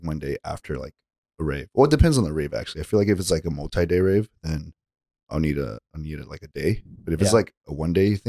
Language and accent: English; Bay Area, California, United States; moved away as an adult; I am from the Bay.